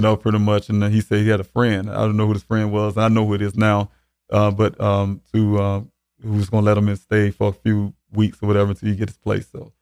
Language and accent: English; Columbia, South Carolina, United States; also born or lived in Arizona; I'm from Columbia, South Carolina. Um, been born and raised there.